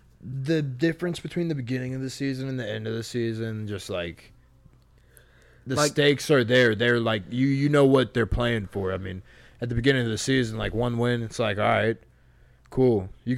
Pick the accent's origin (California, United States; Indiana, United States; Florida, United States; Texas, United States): Texas, United States; I'm from Texas.